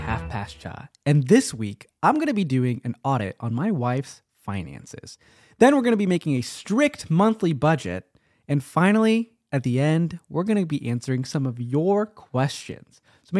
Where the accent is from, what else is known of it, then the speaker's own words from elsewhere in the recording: India; I'm Indian.